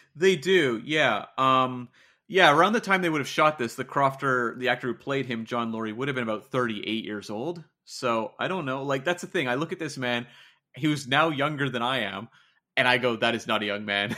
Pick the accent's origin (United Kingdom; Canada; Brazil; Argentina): Canada; as a Canadian over on the other side of the pond